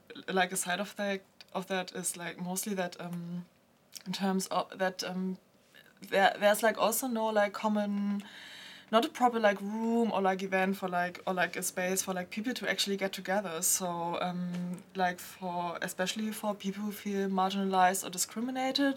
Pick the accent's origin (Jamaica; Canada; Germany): Germany; I was born and raised in Germany, and my father is Chinese